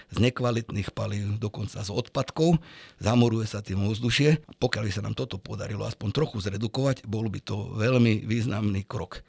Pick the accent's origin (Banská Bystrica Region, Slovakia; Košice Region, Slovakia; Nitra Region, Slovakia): Nitra Region, Slovakia; Arboretum Mlyňany; ja keď som bol mladší, tak som vyrastal v Arborete